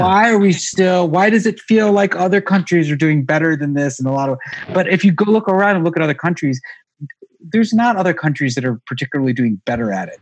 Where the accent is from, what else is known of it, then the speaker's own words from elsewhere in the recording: North Carolina, United States; I'm from North Carolina